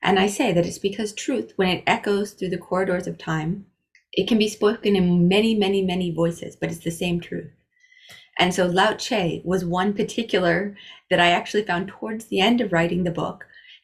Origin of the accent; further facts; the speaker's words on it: Iowa, United States; I grew up in Iowa, in the US